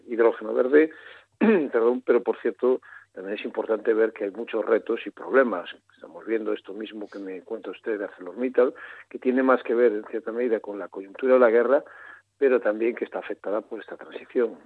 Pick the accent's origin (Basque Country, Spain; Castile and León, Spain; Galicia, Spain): Galicia, Spain; soy gallego